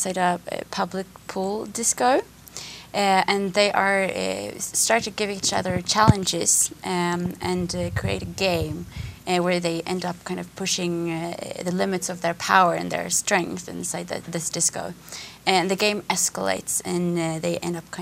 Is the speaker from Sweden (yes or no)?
yes; Sweden; moved away; also born or lived in Norway; I'm originally from Sweden